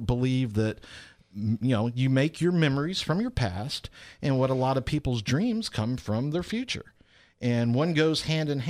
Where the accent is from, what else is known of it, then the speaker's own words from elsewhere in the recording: Lakeland, Florida, United States; accent: southern; I was born in Lakeland, Florida